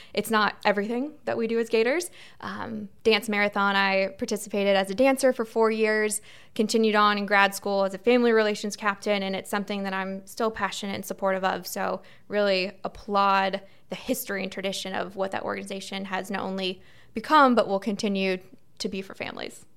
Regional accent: Melbourne, Florida, United States; moved away as an adult; now in Tallahassee, United States; I grew up in Melbourne, so in the Space Coast, right along the beach

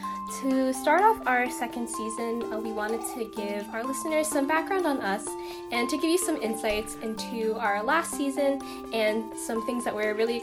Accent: Maryland, United States; I was born and raised in Maryland

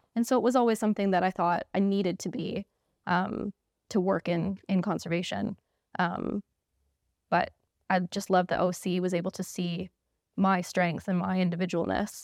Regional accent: Canada; moved away as an adult; now in United Kingdom; if you couldn't tell from my accent, I'm from Canada

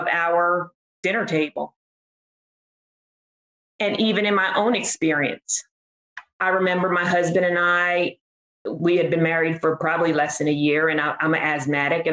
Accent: Trenton, New Jersey, United States; I am from Trenton, New Jersey

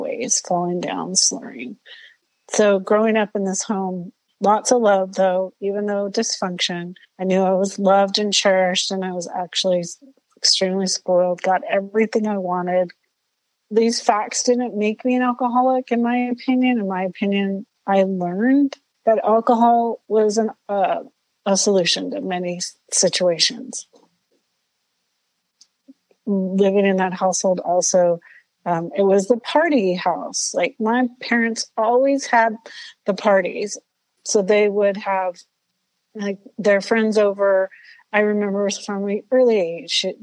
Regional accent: Southern California, United States; I grew up in Southern California, a very loving home, lots of love.

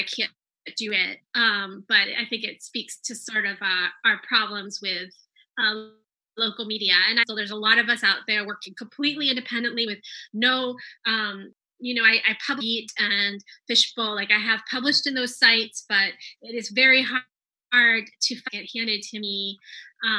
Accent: Maryland, United States; moved away; I grew up in Maryland, but I left and then I came back

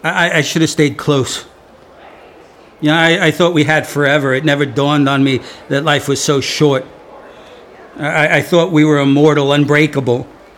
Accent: Wayne, New Jersey, United States; No. No, no, that was us. We grew up in Wayne, New Jersey. We lived in a townhouse, or at least that's what we called it. It was really a row house.

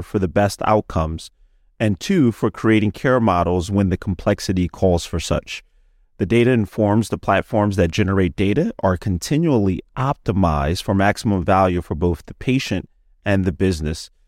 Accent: Philadelphia, Pennsylvania, United States; I'm from Philadelphia, Pennsylvania

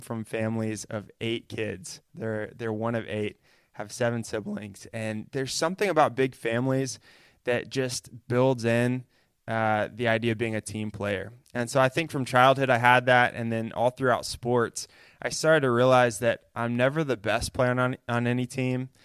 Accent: Chattanooga, Tennessee, United States; I grew up in Chattanooga, Tennessee, where we are right now

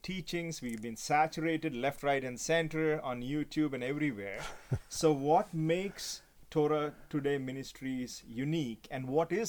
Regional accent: India; now in Canada; I'm from India originally, but I live in Canada

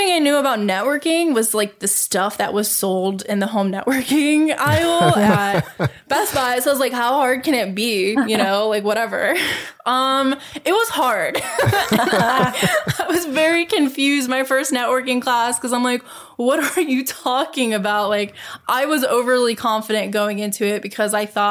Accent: Rust Belt, United States; I grew up in the Rust Belt

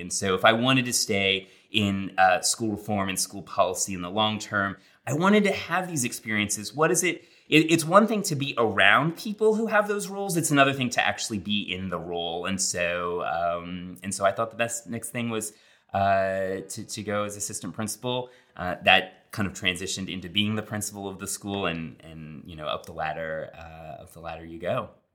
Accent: Long Island, New York, United States; also born or lived in Connecticut; I did grow up in New York, uh, Derek, uh, but I grew up on Long Island, so not New York City proper

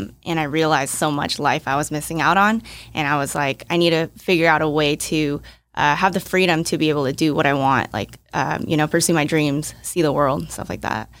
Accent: Bay Area, California, United States; also born or lived in Hong Kong; I was born in Hong Kong, but I moved when I was, like, two, and I had been in the Bay Area for, like, twenty-something years

